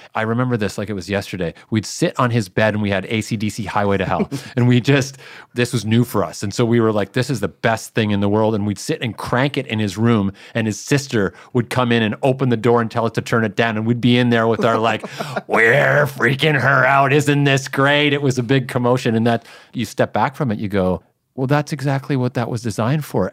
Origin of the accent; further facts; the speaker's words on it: Canada; a kid who grew up in Canada